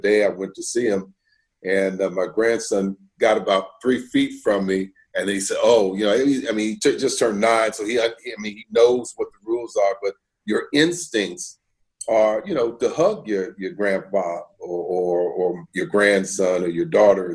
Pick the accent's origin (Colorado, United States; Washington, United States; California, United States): California, United States; Bay Area; moved away; I'm from the Bay Area